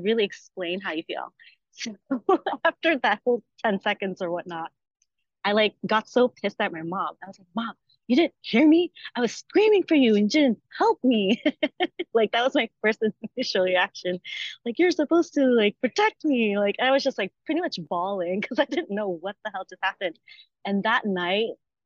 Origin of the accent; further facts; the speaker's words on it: New Jersey, United States; moved away as an adult; now in Los Angeles, United States; I'm originally from New Jersey, but moved to Los Angeles, California in 2013